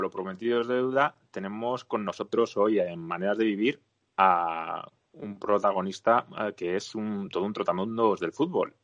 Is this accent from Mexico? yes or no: no; Spain; aquí en España